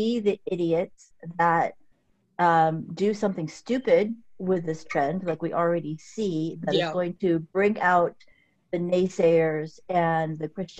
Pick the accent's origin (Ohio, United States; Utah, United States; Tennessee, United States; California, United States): California, United States; Southern; now in Texas, United States; I'm from SoCal